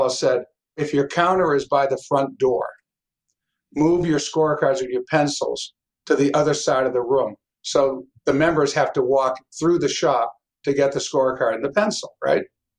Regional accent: Pembroke, Massachusetts, United States; we grew up in Pembroke. I mean, it was like the Wonder Years. It's the best town to grow up

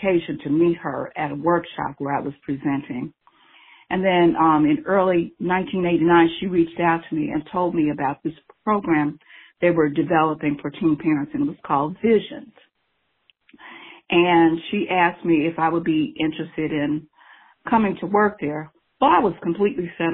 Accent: Cincinnati, Ohio, United States; also born or lived in Lincoln Heights, Ohio / Evanston, Cincinnati; I was born in Lincoln Heights, and then my parents bought our first house, and we moved to Evanston, and then we moved to Avondale. So that's where I grew up

